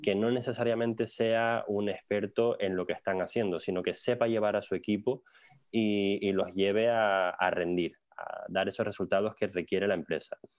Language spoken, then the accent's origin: Spanish; Tenerife, Canary Islands, Spain; moved away as an adult; yo soy de Tenerife